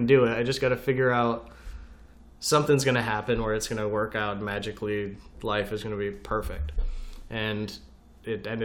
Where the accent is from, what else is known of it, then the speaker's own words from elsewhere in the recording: upstate New York, United States; moved away; also born or lived in Orlando; Growing up in New York, we don't have, I can't go surf in upstate New York.